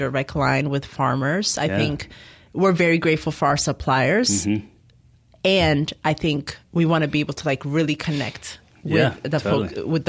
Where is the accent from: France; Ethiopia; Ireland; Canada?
Ethiopia; moved away; I'm originally from Ethiopia, so I've traveled back a few times. Okay. I was born there